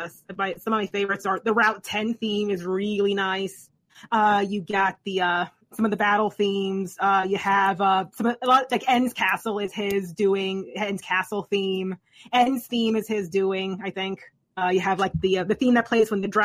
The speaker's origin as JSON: {"language": "English", "region": "New York", "country": "United States", "said": "it's my home state"}